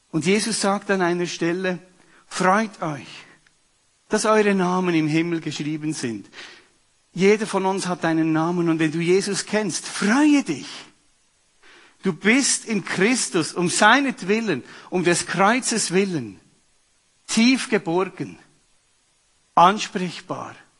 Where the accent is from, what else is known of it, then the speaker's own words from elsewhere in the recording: Switzerland; bei uns in der Schweiz